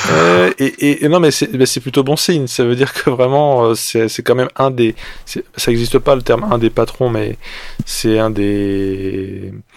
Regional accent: France; nous, en tant que Français

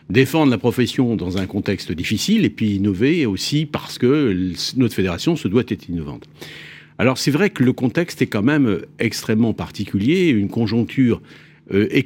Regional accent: Brittany, France; Je suis un breton.

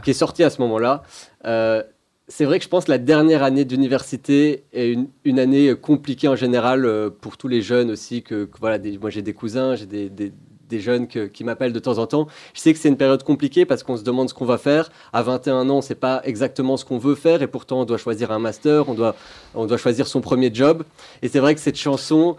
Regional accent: Belgium; moved away as an adult; j'ai grandi en Belgique

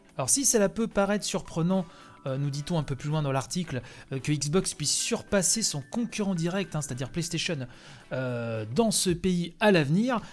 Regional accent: France; chez nous, en France

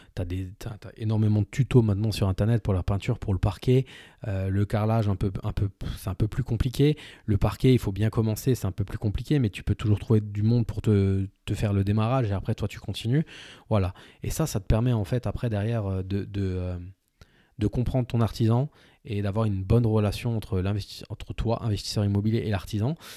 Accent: village 30 minutes from Saverne, Grand Est, France; dans mon village, dont, là où j'ai grandi, là où je suis originaire

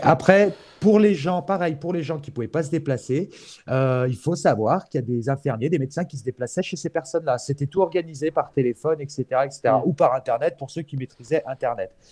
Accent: France; je suis français, je parle de mon pays

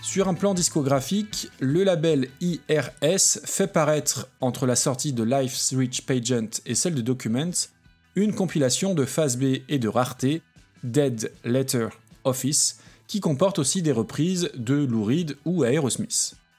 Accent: France; en tant que Français pas forcément doué avec les langues

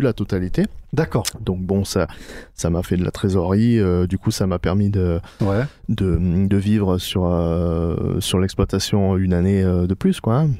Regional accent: Gard, Occitania, France; moved away as an adult; also born or lived in Paris; comme je suis originaire du Gard, ben on, est revenu s'installer dans le Gard avec ma femme

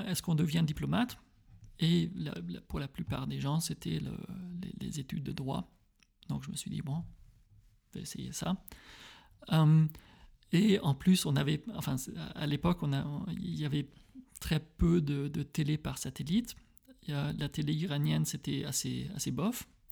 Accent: Frankenthal, Rhineland-Palatinate, Germany; now in Berlin, Germany; Je suis allemand, je suis né à Frankenthal, euh, entre. Oui, près de Mannheim

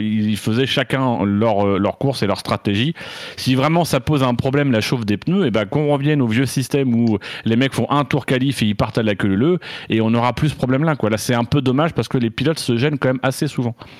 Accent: Normandy, France; moved away; en tant que Normand

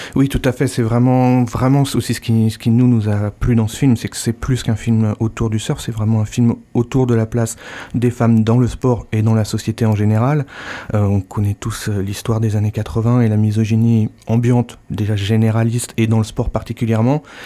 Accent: Normandy, France; also born or lived in United States; now in Landes, France; je suis normand, né euh, sous la pluie, mais proche de, proche de la mer aussi.

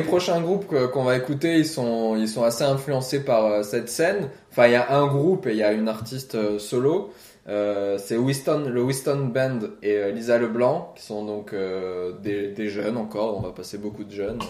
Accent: France; moved away; also born or lived in Iceland; je suis français

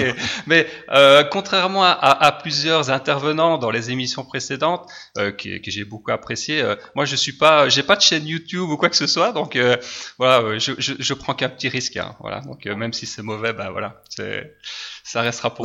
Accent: Liège region, Wallonia, Belgium; je suis de Belgique, je suis belge, région de Liège

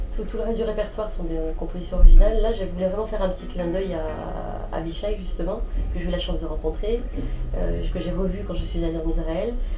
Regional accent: France; je suis née en France, j'ai grandi ici

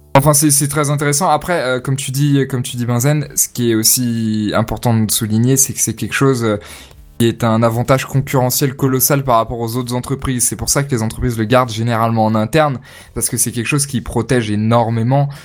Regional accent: France; On est français

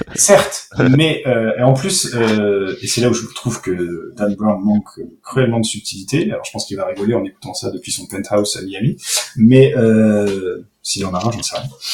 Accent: France; chez nous en France

